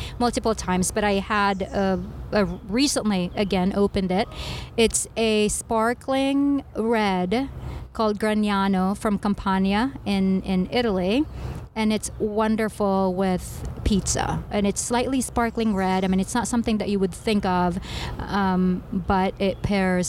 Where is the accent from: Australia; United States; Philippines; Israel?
Philippines; moved away; I grew up in the Philippines